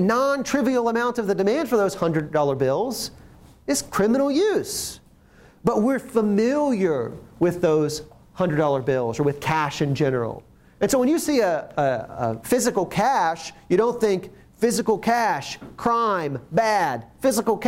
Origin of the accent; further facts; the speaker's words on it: Ohio, United States; moved away; I'm originally from Ohio